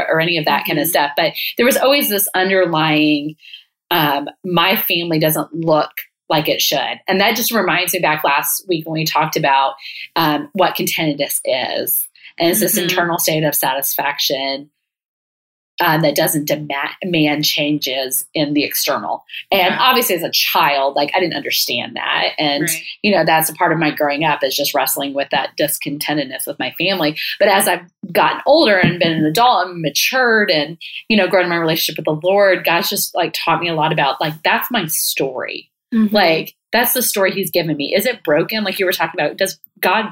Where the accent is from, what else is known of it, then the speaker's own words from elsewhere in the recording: Texas, United States; I obviously loved growing up in Texas